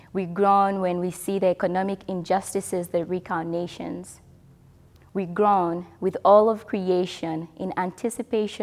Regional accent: DR Congo; moved away; back home, I mean my home country, DR Congo

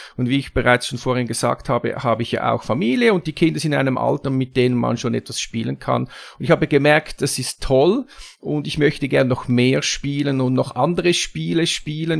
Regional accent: Zurich, Switzerland; komme ich aus der Schweiz, ne, nämlich aus Zürich

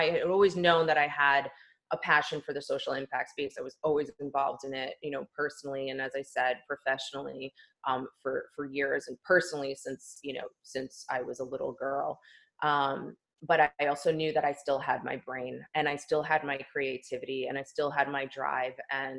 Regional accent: East Coast, United States; now in Los Angeles, United States; I was born and raised on the East Coast for 40 years. We moved out to LA, where we now live as a family of four, in 2018.

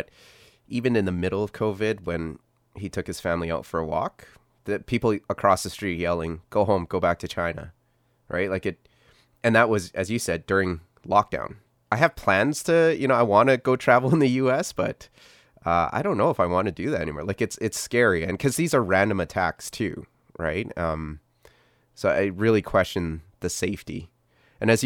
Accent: Canada; growing up in Canada, born and raised in Canada

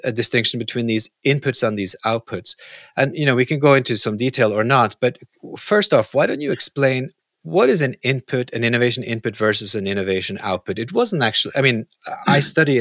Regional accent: Norway; I am originally from Norway.

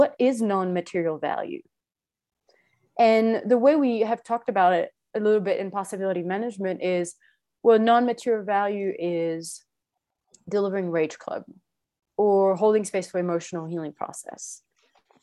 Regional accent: France; I'm French, or I was born in France.

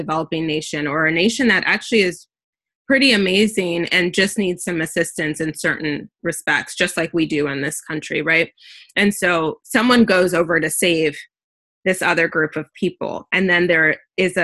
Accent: United States; I was born and raised in the US

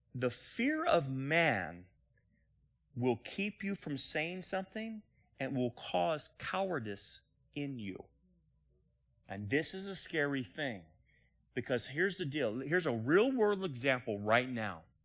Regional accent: United States

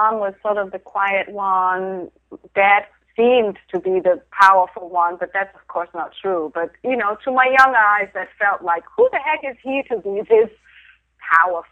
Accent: Denmark; moved away; I grew up in Denmark

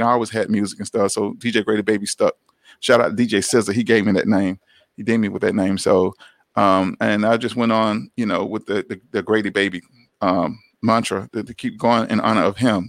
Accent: Atlanta, Georgia, United States; growing up in Atlanta

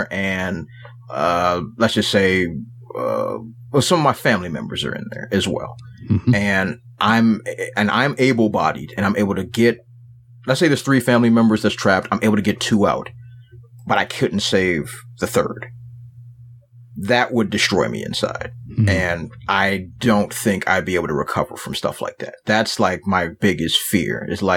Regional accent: Washington, District of Columbia, United States; accent: hybrid city Southern slang; I'm from Washington, D.C.

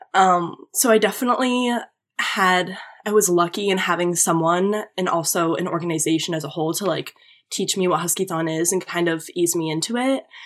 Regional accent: Manchester, New Hampshire, United States; moved away as an adult; now in Connecticut, United States; I grew up in New Hampshire

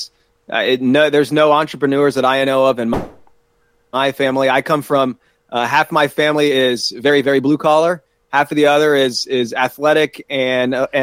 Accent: Columbus, Ohio, United States; moved away as an adult; also born or lived in South Carolina; now in Pittsburgh, United States; originally I'm from Columbus, Ohio

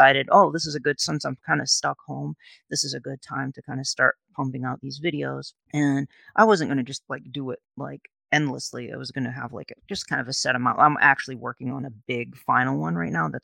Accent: New Bedford, Massachusetts, United States; I grew up in New Bedford, Massachusetts, which is known as the Whaling City

